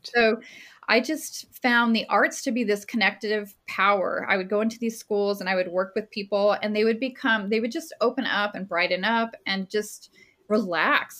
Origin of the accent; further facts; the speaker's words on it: Las Cruces, New Mexico, United States; I'm from Las Cruces, New Mexico